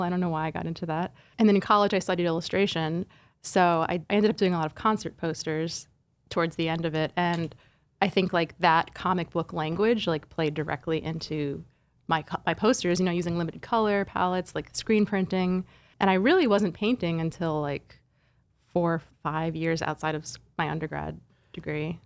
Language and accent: English; central suburban New Jersey, United States; also born or lived in Flushing, Queens, New York; we moved to central suburban New Jersey when I was, like, three or four. My dad got a job as a engineering professor at Rutgers, and, yeah, so I kinda grew up in the suburbs